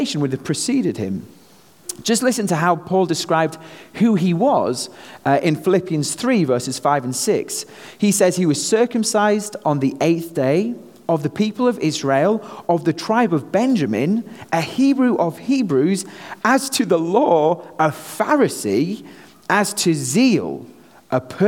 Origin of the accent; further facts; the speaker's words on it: North West England, United Kingdom; moved away as an adult; now in United States; me being a Brit here in the US. You know, back home, I'm just another Brit, but here, having this accent seems to serve me pretty well